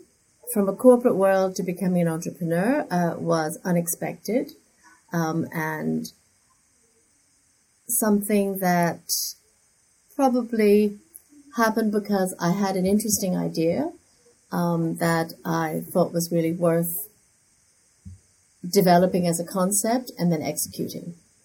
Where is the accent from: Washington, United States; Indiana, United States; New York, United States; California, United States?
New York, United States; also born or lived in London; now in Hong Kong; My father was a diplomat, and I grew up in New York and spent a lot of my time in London before I moved to Hong Kong in 2010.